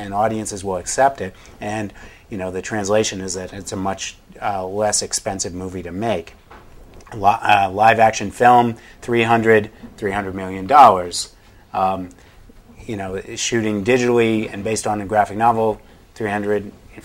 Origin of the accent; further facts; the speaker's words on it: New England, United States; I grew up in New England